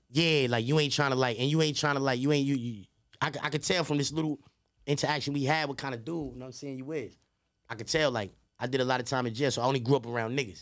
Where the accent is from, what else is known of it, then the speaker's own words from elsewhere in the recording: New York City, New York, United States; I'm from Queens